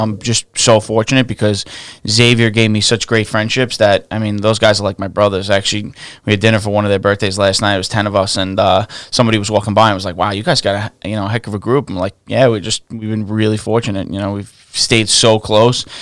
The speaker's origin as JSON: {"language": "English", "town": "New York City", "region": "New York", "country": "United States", "tie": "born or raised there", "said": "I grew up in Staten Island. I was raised in, uh, like the westerly area"}